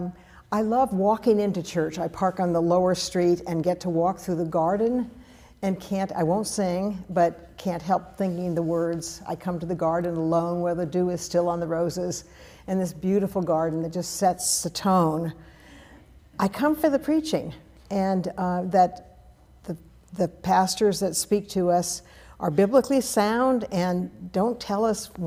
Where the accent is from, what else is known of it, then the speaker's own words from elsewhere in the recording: Berkeley, California, United States; I was raised in the Berkeley Oakland Hills, beautiful piece of property that overlooked all of the Bay Area